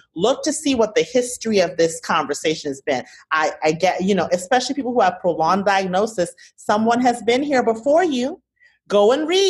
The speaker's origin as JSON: {"language": "English", "country": "United States", "said": "I am an American"}